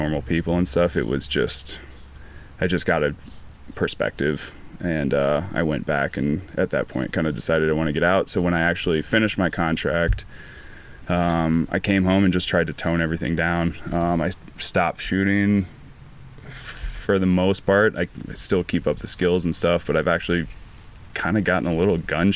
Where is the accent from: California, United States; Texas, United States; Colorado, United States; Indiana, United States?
Colorado, United States; Boulder; it's my hometown, I love it